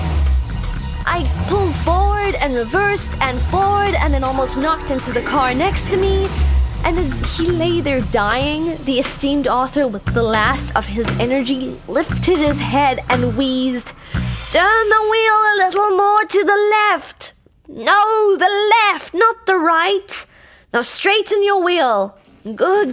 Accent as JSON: {"language": "English", "town": "Cape Town", "region": "Western Cape", "country": "South Africa", "tie": "born or raised there", "moved": "as an adult", "lives_now": "Los Angeles, United States"}